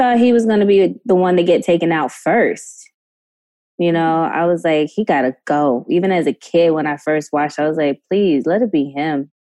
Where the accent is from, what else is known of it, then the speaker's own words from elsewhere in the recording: New York, United States; growing up in New York